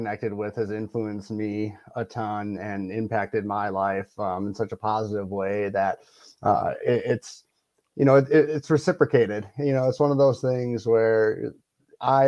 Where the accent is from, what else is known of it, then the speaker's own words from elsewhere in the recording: Wisconsin, United States; now in Colorado, United States; I live in Colorado. I grew up in Wisconsin.